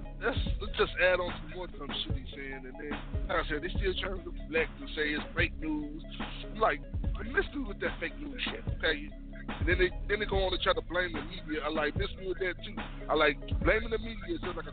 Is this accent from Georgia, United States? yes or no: no; Memphis, Tennessee, United States; I'm from Memphis.